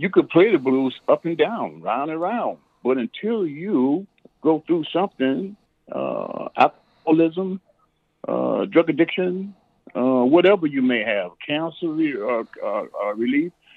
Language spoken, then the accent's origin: English; Chicago, Illinois, United States; I grew up, uh, born and raised in Chicago